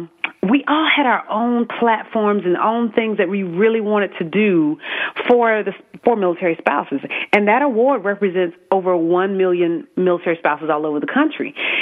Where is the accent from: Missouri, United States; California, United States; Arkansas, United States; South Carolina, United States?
South Carolina, United States; accent: Southern; South Carolina.